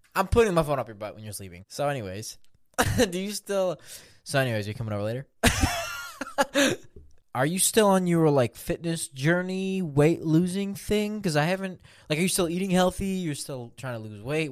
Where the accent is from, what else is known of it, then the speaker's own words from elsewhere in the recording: Minsk, Belarus; I was born in Belarus, Minsk specifically